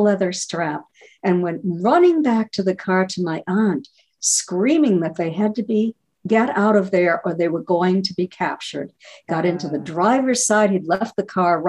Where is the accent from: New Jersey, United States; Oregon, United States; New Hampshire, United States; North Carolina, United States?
New Hampshire, United States; moved away; I grew up in New Hampshire and lived there for years.